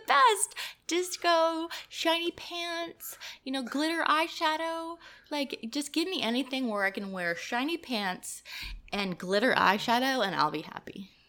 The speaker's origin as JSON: {"language": "English", "town": "Miami", "region": "Florida", "country": "United States", "tie": "born or raised there", "also_born_or_lived": "Atlanta, Georgia", "moved": "yes", "lives_now": "Raleigh, United States", "said": "I grew up in Miami, Florida. and then I moved to Atlanta, Georgia, and then I moved to Raleigh"}